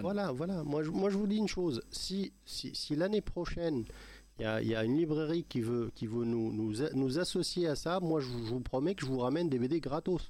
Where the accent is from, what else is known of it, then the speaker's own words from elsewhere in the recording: Morocco; chez nous au Maroc